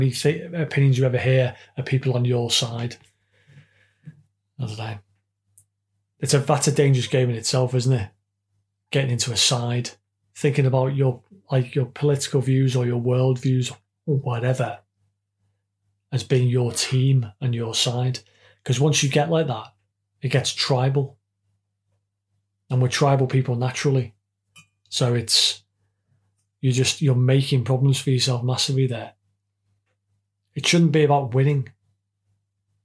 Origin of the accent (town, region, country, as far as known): United Kingdom